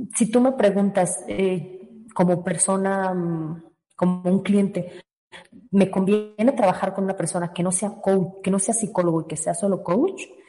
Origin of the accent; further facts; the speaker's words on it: Guadalajara, Jalisco, Mexico; moved away; Soy tapatía, aunque ya vivo aquí desde hace mucho tiempo.